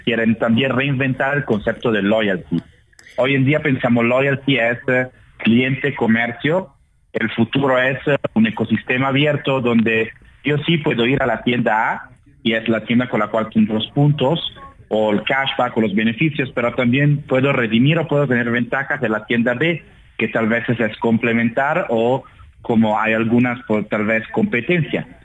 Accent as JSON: {"language": "Spanish", "country": "Italy", "moved": "yes", "lives_now": "Mexico City, Mexico", "said": "soy italiano"}